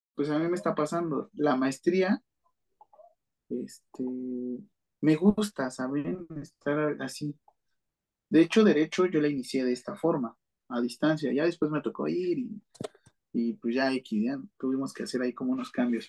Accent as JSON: {"language": "Spanish", "region": "Mexico City", "country": "Mexico", "said": "yo soy de la Ciudad de México"}